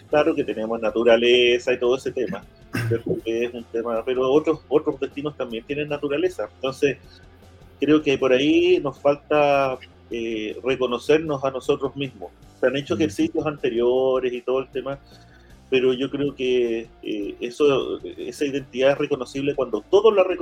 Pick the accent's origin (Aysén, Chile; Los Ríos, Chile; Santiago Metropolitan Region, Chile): Los Ríos, Chile; Valdivia; also born or lived in Temuco; Pero desde muy pequeño, eh, a los siete años, llegué a Valdivia.